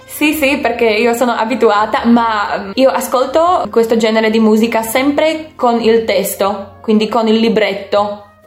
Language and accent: Italian; Slovakia; Italian is a second language; moved away as an adult; now in Verona, Italy; Io sono slovacca, vivo in un piccolo paese